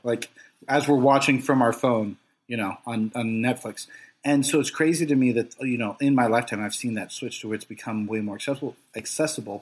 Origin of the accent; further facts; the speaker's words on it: Los Angeles, California, United States; I grew up in Los Angeles